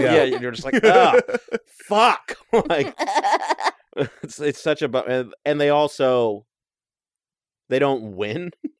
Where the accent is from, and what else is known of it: Texas, United States; born or raised there; moved away